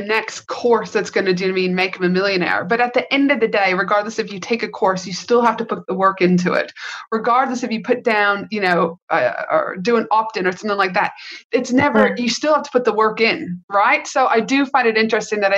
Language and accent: English; Canada; now in United States; I am from Canada, though, not the US, but I have lived in the US for many, many years